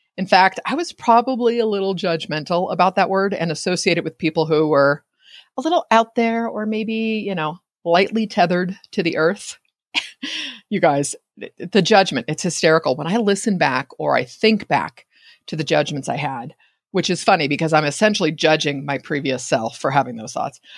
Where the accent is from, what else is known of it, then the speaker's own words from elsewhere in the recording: Bay Area, California, United States; I'm in Northern California. I grew up in the Bay Area